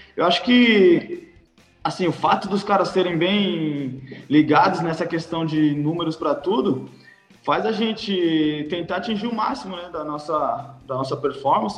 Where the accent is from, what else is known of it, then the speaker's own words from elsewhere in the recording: São Paulo, Brazil; moved away as an adult; now in Herning, Denmark; Eu sou de São Paulo, capital